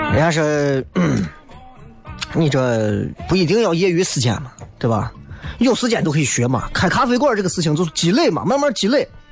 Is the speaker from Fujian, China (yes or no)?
no; Xi'an, Shaanxi, China; 振兴我们西安人的夜生活嘛